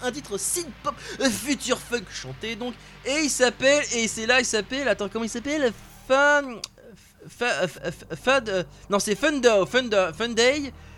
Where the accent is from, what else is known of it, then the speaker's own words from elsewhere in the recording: France; chez nous en France